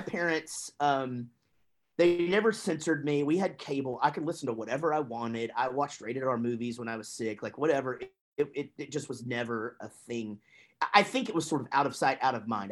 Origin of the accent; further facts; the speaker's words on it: Wichita Falls, Texas, United States; moved away as an adult; also born or lived in Grapevine, Texas / Duncan, Oklahoma / Denton, Texas; my parents moved to Wichita Falls and that's where I was until the band moved to Denton, Texas.